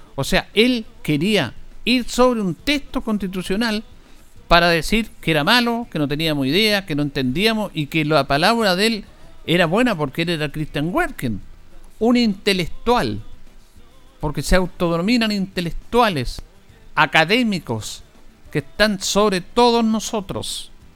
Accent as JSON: {"language": "Spanish", "country": "Chile", "said": "los chilenos nos reencontramos con lo mejor de nosotros"}